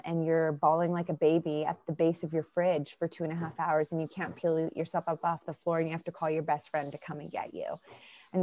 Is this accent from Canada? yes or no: yes; Winnipeg, Manitoba, Canada; moved away as an adult; Born and raised in just outside of Winnipeg, Manitoba